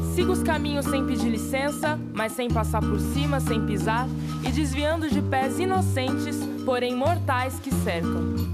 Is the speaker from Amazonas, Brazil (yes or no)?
no; Belo Horizonte, Minas Gerais, Brazil; eu sou bióloga natural de Belo Horizonte